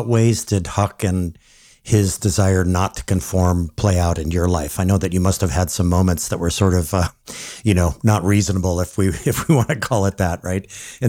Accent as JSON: {"language": "English", "region": "Hawaii", "country": "United States", "tie": "born or raised there", "said": "So I was born and raised in rural Hawaii"}